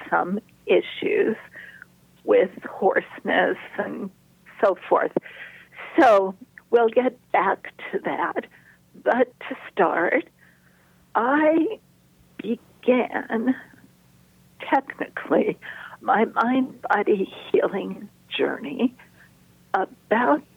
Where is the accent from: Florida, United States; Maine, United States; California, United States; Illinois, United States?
California, United States; Los Angeles; I grew up in Los Angeles